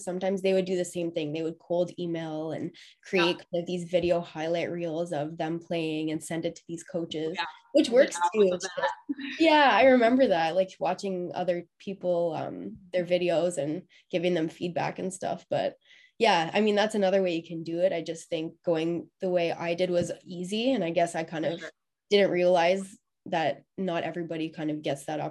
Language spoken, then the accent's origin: English; Ottawa, Ontario, Canada; growing up in Ottawa